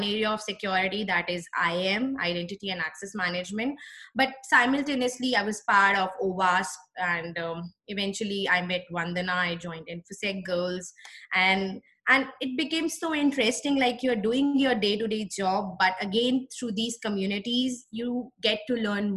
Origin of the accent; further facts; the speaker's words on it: New Delhi, Delhi, India; moved away; this was one university in my hometown, that's New Delhi, the capital of India